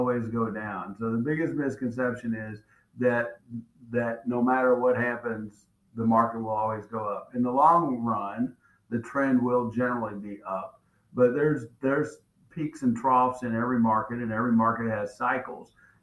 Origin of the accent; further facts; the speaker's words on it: Louisville, Kentucky, United States; moved away as an adult; also born or lived in Lexington, Kentucky / Cleveland, Ohio; now in Southwest Florida, United States; I grew up in Louisville and went to college at Eastern Kentucky University